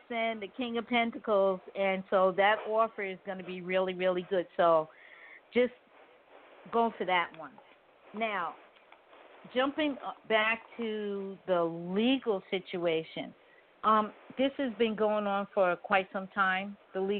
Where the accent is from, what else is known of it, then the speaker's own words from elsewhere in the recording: New York, United States; moved away; I'm originally from New York.